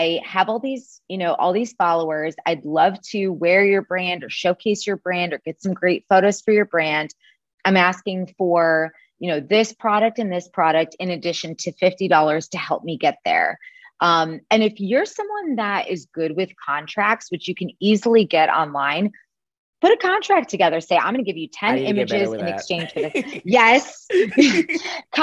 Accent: Chicago, Illinois, United States; moved away; I'm originally from Chicago, Illinois, but I have not lived there since 2010

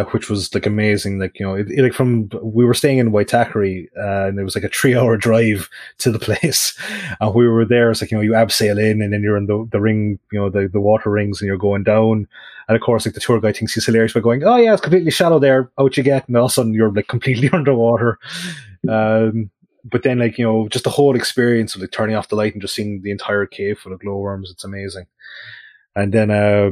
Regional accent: Kerry, Munster, Ireland; I'm originally from Kerry and my wife is from Cork.

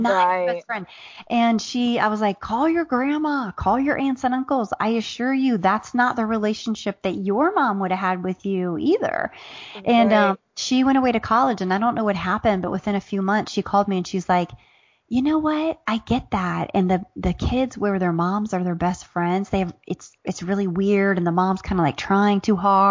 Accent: Southern Ohio, United States; now in Atlanta, United States; I grew up in the Midwest. I grew up in the heart.

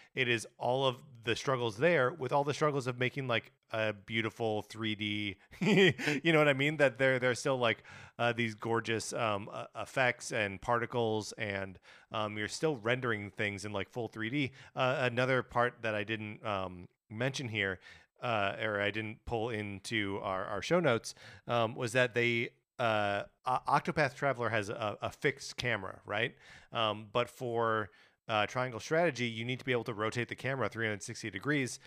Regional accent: Wisconsin, United States; now in Los Angeles, United States; growing up in Wisconsin

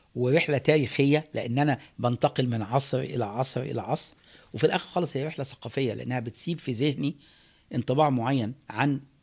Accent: Egypt; also born or lived in California, United States; now in United States; احنا كمصريين

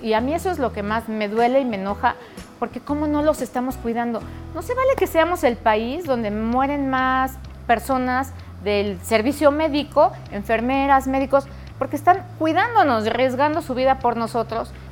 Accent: Mexico; como mexicanos nos importa mucho más apoyar a México

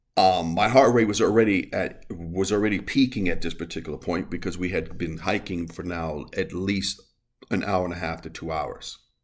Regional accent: New York City, New York, United States; I am from the Bronx. I am from New York

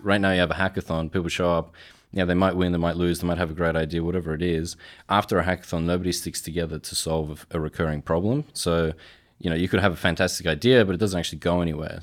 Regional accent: Australia; I'm Polish in background and I was born and raised in Australia.

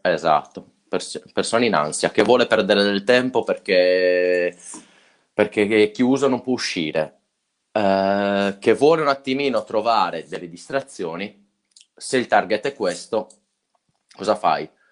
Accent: Sardinia, Italy; siamo sardi

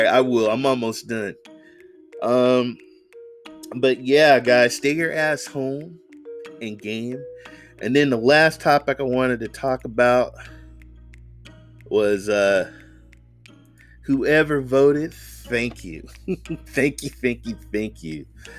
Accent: Oakland, California, United States; I'm from the Bay Area, Oakland. I've been voting for Kamala Harris for the longest time

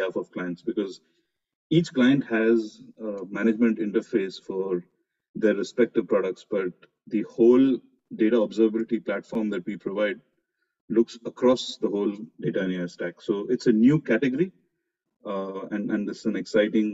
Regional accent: Mumbai, Maharashtra, India; moved away as an adult; now in Dubai, United Arab Emirates; I'm born and brought up in Mumbai, I love the place

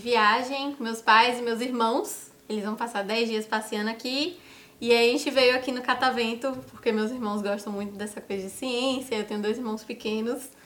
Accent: Salvador, Bahia, Brazil; moved away as an adult; now in São Paulo, Brazil; eu sou de Salvador, Bahia

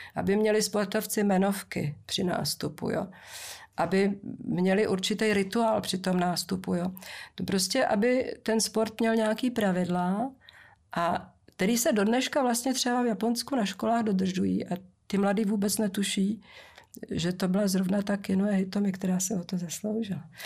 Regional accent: Moravia, Czechia; když jsem jezdila u nás na Moravě dřevákem z Valmezu do Rožnova

